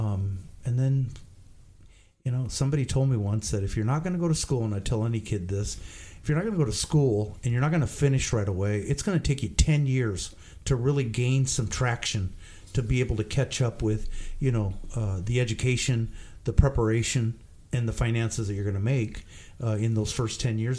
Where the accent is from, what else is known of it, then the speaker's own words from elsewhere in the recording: Portland, Oregon, United States; I grew up in North Portland.